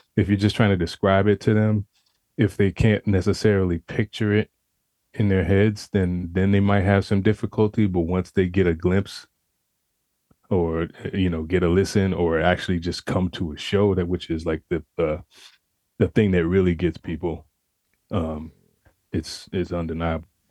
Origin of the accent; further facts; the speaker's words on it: Pensacola, Florida, United States; I'm from originally from Pensacola, Florida, born and raised.